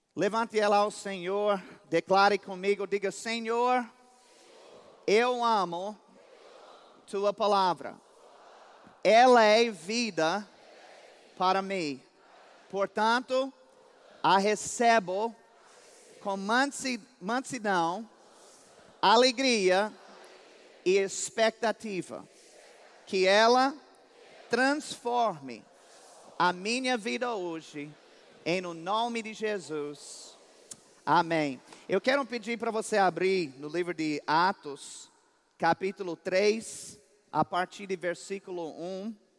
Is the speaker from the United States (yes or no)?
yes; United States; Portuguese is a second language; moved away; also born or lived in Campina Grande, Brazil; eu sou mais campinense do que americano